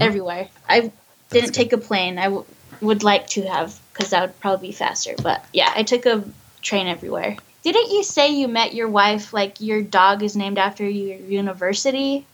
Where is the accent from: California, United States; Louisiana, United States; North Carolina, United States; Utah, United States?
Utah, United States; Ogden; I'm from Ogden, Utah